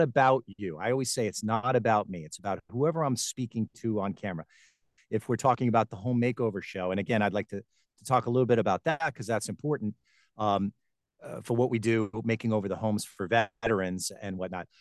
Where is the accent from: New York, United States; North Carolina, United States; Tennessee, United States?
New York, United States; Garden City; moved away as an adult; also born or lived in Tampa Bay, Florida; now in Florida, United States; I was born and raised in Long Island, New York, Garden City, Long Island, to be specific